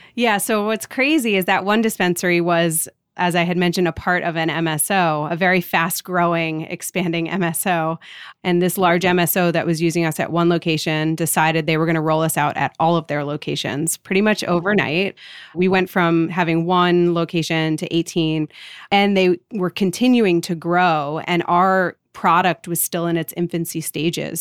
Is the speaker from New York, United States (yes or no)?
yes; Rye, New York, United States; I grew up in Rye, New York. It's a suburb of New York City.